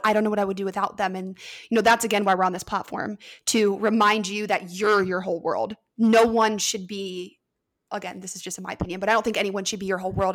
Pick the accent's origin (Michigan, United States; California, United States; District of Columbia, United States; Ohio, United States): Ohio, United States; I'm from Ohio